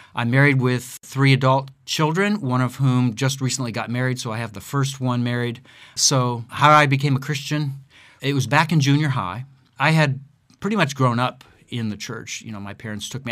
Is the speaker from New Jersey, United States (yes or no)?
no; Akron, Ohio, United States; moved away as an adult; also born or lived in Southern California / Chicago / Siberia; I am, was born and raised in Akron, Ohio